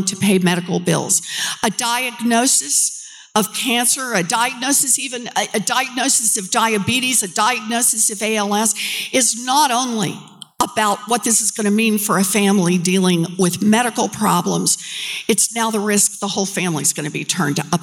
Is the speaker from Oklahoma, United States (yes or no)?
yes; Oklahoma, United States; I grew up out in Oklahoma, paycheck to paycheck family